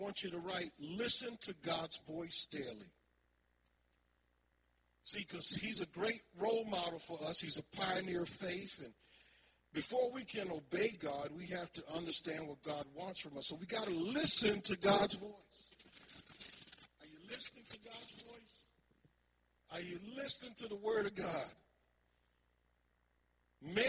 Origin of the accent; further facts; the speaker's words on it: Philadelphia, Pennsylvania, United States; I was raised in North Philly, Huntington Park, you know, Erie Avenue